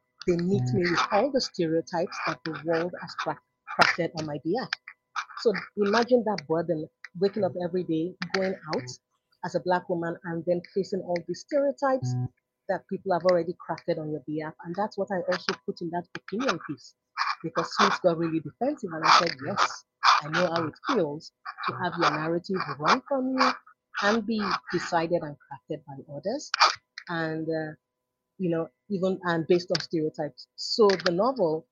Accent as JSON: {"language": "English", "country": "Nigeria", "tie": "born or raised there", "moved": "yes", "said": "growing up in Nigeria"}